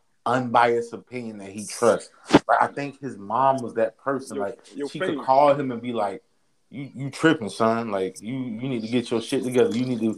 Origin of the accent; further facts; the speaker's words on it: Florida, United States; I'm from Florida